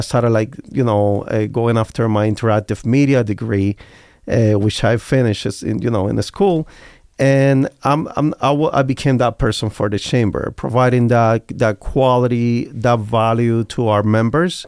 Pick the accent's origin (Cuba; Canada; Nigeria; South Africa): Cuba; English is a second language; now in Las Vegas, United States; I came, I come from Cuba